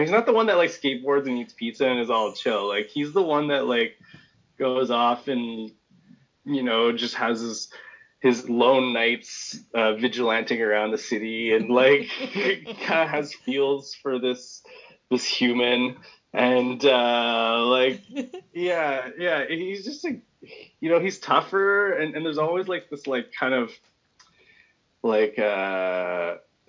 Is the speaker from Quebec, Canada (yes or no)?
yes; Montreal, Quebec, Canada; moved away as an adult; also born or lived in western Canada; I was born and raised in Montreal